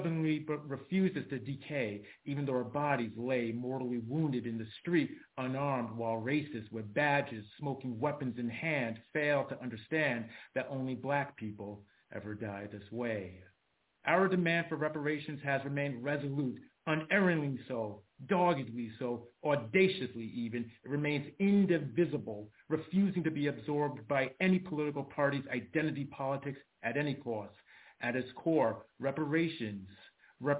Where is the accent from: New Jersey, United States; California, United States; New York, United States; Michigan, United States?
New York, United States; New York City; now in Leipzig, Germany; I was born in the Bronx, New York, USA